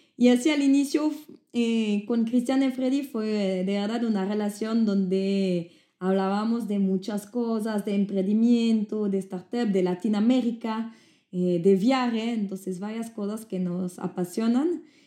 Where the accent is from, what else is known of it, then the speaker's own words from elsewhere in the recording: Switzerland; accent: French; first language French; Spanish is a second language; moved away; also born or lived in Brazil; yo soy de Suiza